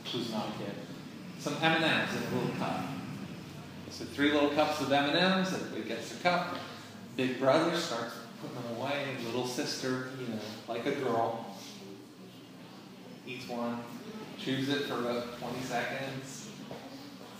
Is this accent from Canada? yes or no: yes; Canada; moved away; I'm from Canada